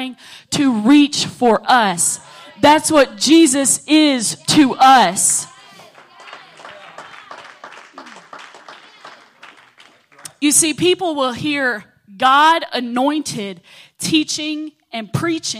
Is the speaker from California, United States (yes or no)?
no; Oglethorpe, Georgia, United States; I come from Oglethorpe.